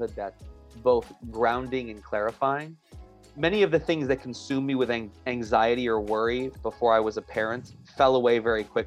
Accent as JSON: {"language": "English", "town": "New York City", "region": "New York", "country": "United States", "moved": "as an adult", "lives_now": "Atlanta, United States", "said": "I'm originally from New York, and I'm a New Yorker forever, but recently relocated to Atlanta, Georgia."}